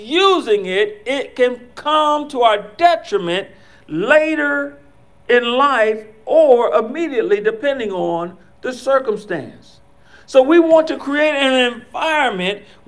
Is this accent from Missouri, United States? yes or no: no; Ohio, United States; born or raised there